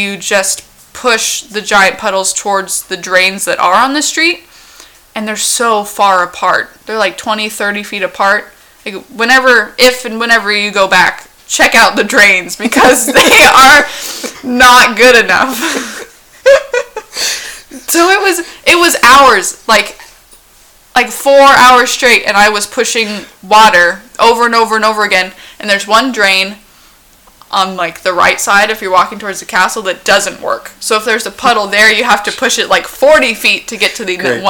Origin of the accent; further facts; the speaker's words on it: Washington, United States; as someone from Washington, I could stand in the rain for hours